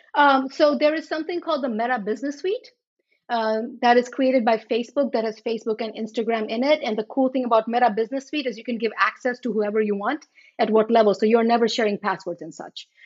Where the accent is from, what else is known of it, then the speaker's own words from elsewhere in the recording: Charlotte Amalie, U.S. Virgin Islands; moved away; also born or lived in India; I grew up in the Virgin Islands.